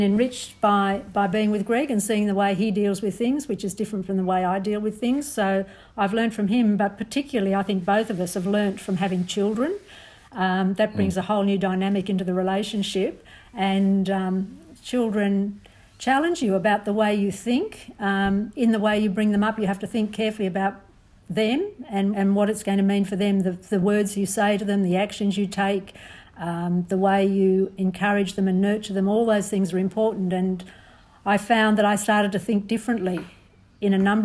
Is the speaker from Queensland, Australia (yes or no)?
no; Sydney, New South Wales, Australia; moved away as an adult; I grew up on the Northern Beaches and I was going to stay there